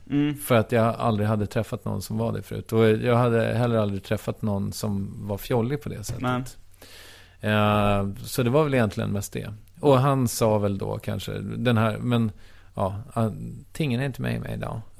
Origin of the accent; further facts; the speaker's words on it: Strängnäs, Södermanland, Sweden; moved away; Jag kommer från Strängnäs, mm. som ligger åtta mil ungefär mm. äh, väster om Stockholm.